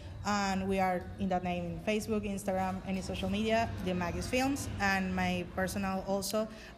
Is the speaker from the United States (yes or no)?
no; Venezuela; English is a second language; moved away; Because I'm original from Venezuela